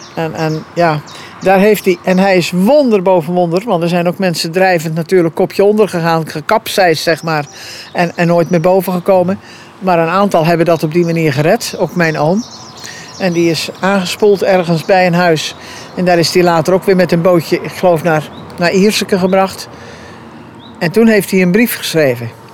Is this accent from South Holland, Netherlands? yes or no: no; Capelle, Schouwen-Duiveland, Zeeland, Netherlands; de boerderij waar ik geboren ben. Waar ik de ramptes heb meegemaakt. Eh, waar ik natuurlijk na mijn 18e eh, wegging om wat te studeren en te werken. Maar ik ben weer teruggekomen